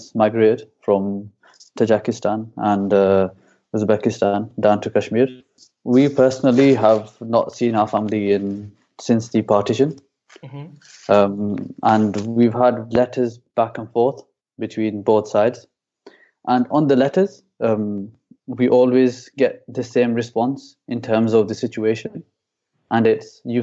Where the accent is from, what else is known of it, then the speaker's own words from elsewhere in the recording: Halifax, Yorkshire and the Humber, United Kingdom; I'm from England in Halifax